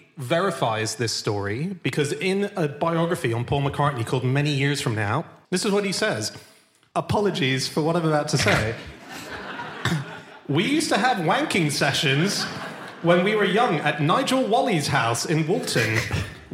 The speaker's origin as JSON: {"language": "English", "country": "Hong Kong", "tie": "born or raised there", "moved": "yes", "said": "See, I grew up in Hong Kong"}